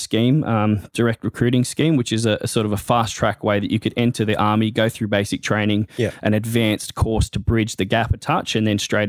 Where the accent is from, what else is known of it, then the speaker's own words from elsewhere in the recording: Terrigal, New South Wales, Australia; I grew up in Terrigal, very supporting and sporty community.